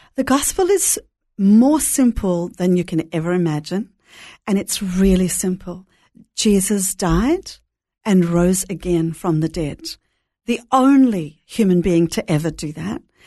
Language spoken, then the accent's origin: English; Brisbane, Queensland, Australia; also born or lived in Jerusalem / Melbourne; now in Sydney, Australia; I grew up in Brisbane